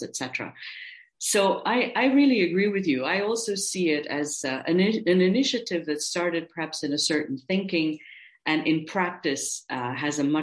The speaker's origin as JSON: {"language": "English", "country": "India", "tie": "born or raised there", "moved": "yes", "lives_now": "Austria", "said": "I'm an Indian-born Austrian citizen"}